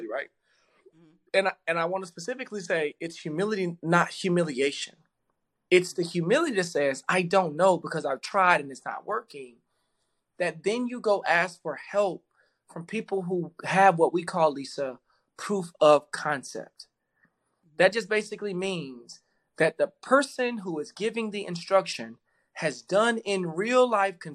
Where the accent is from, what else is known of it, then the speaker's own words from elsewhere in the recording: Dallas, Texas, United States; I grew up in South Dallas